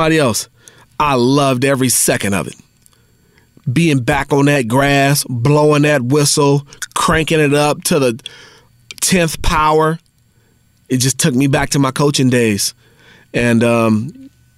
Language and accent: English; Southern California, United States; Southern California, my hometown